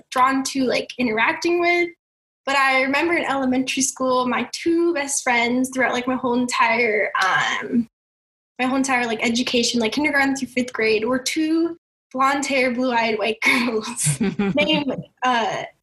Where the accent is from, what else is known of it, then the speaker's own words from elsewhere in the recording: Long Beach, California, United States; moved away as an adult; I grew up in Long Beach, California